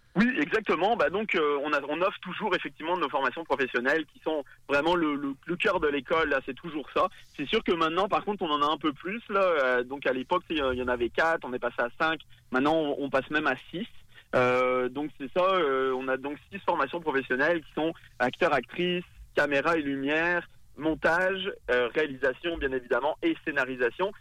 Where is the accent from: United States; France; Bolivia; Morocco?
France; accent: French; moved away as an adult; now in Quebec City, Canada; On l'entend à mon accent, évidemment. Moi, je, je, viens de France, je suis français